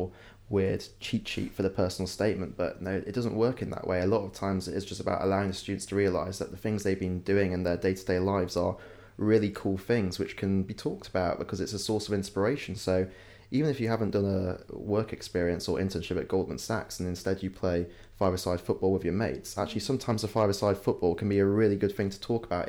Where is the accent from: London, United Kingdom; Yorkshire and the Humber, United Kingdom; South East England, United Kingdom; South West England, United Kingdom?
Yorkshire and the Humber, United Kingdom; moved away as an adult; When I was growing up in West Yorkshire